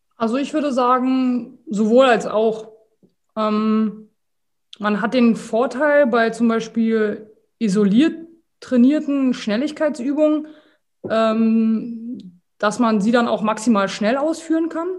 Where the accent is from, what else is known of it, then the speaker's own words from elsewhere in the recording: Berlin, Germany; also born or lived in Slovakia; 36 Jahre alt, aus Berlin